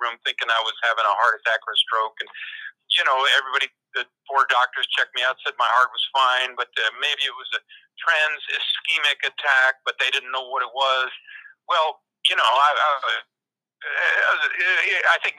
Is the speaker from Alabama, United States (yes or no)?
no; Crestone, Colorado, United States; my hometown, Crestone Baca, Colorado